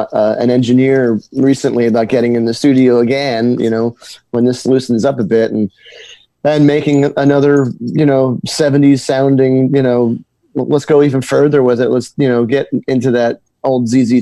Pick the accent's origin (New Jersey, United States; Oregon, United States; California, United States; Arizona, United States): New Jersey, United States; Italian. Most of us are Italian. But hey, we're from Jersey, so it's okay.